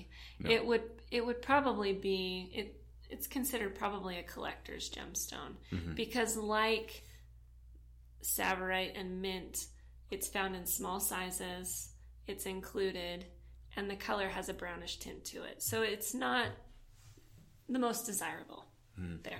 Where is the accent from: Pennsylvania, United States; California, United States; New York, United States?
California, United States; Southern; I grew up in Southern California